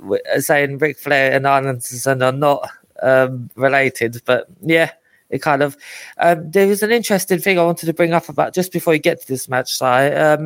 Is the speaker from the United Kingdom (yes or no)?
yes; London, United Kingdom; growing up in East London.